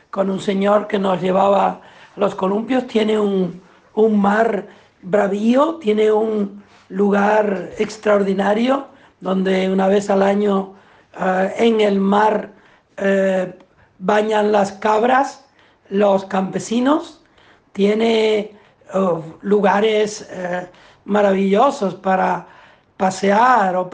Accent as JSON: {"language": "Spanish", "town": "Puerto de la Cruz", "region": "Canary Islands", "country": "Spain", "tie": "born or raised there"}